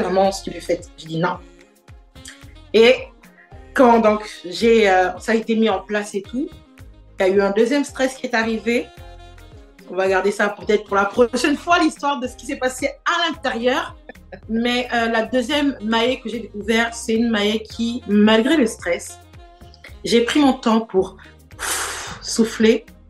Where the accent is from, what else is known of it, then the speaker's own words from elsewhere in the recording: Port-Gentil, Ogooué-Maritime, Gabon; moved away as an adult; also born or lived in Gamba, Gabon / Montreal, Canada / Quebec City, Canada; now in Canada; je suis née à Port-Gentil, mais j'ai vécu dans, dans une autre petite ville, pas très loin, qui s'appelle Gamba. Et euh, c'est là où j'ai fait toute, mon primaire. Et quand je suis allée au lycée, c'est là où je suis allée vivre à Port-Gentil